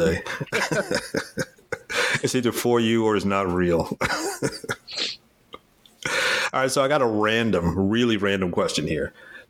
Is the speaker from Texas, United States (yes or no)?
yes; Houston, Texas, United States; moved away as an adult; now in Maryland, United States; I grew up in Houston, moved to Maryland when I was in my mid-30s.